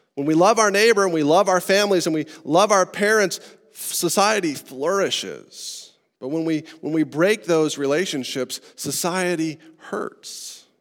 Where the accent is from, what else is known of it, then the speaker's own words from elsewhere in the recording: Estes Park, Colorado, United States; I grew up in Estes Park, Colorado, in the mountains